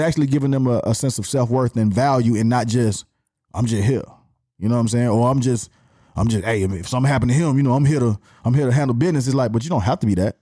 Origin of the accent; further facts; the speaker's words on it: Atlanta, Georgia, United States; accent: Atlanta; born and raised here, I didn't have another city to claim